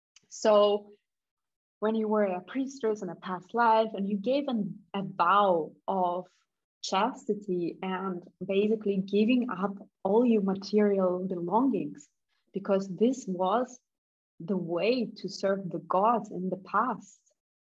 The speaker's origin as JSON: {"language": "English", "country": "Germany", "tie": "born or raised there", "also_born_or_lived": "Kazakhstan / Russia", "said": "because I was born in Kazakhstan and later we immigrated to Russia back. And when I was 10, we moved to Germany"}